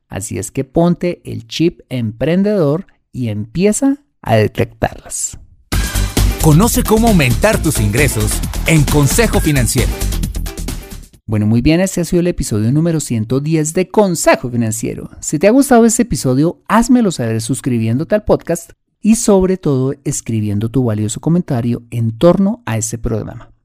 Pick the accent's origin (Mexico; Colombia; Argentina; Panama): Colombia